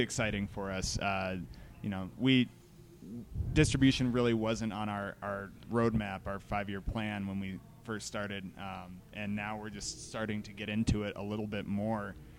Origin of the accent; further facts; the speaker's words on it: Broomfield, Colorado, United States; I grew up in Broomfield